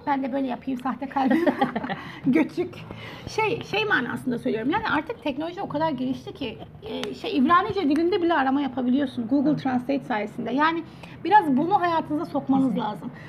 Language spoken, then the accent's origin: Turkish; Turkey; now in South Korea; Bir Türk olarak